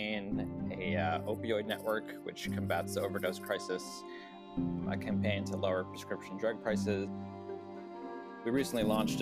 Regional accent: New York, United States; growing up specifically as a South Asian, growing up in New York after 9/11

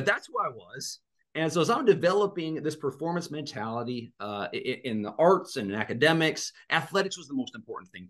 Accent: Black Hills, Western South Dakota, United States; I grew up out in Western South Dakota, out in the Black Hills

